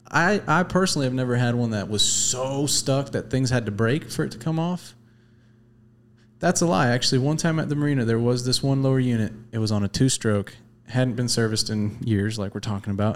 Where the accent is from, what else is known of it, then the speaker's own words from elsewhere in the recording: the Florida Keys, United States; I grew up in the Keys.